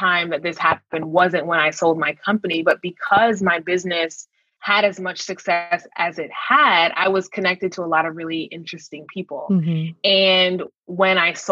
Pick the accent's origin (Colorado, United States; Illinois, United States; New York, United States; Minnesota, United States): Minnesota, United States; I grew up in Minnesota